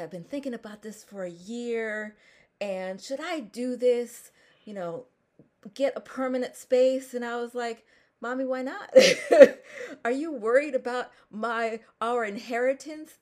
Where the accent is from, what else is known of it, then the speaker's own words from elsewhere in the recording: Philadelphia, Pennsylvania, United States; I am from Philadelphia